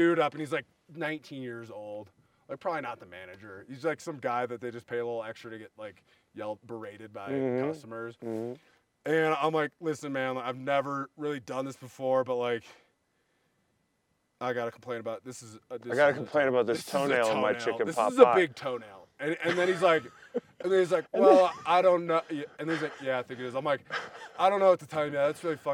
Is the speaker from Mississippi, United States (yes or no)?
no; Minnesota, United States; I'm from the Midwest, right? I'm from Minnesota